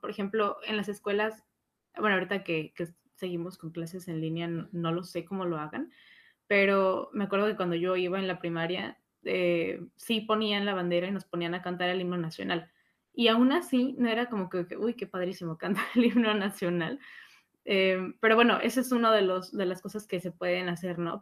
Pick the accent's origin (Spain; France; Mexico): Mexico; nosotros mexicanos que tenemos una historia sumamente extensa